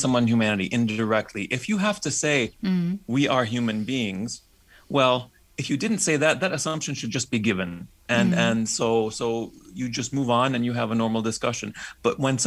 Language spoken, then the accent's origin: English; United States; I'm a Slovak Roma by background, but I was born and raised in the States